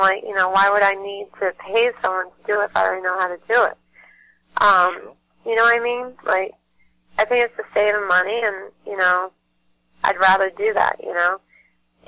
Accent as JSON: {"language": "English", "region": "Massachusetts", "country": "United States", "said": "I'm from Mass"}